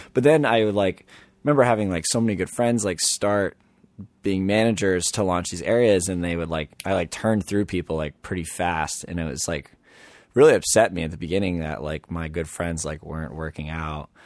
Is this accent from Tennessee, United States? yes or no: no; Little Compton, Rhode Island, United States; in Little Compton, where I know everyone from my hometown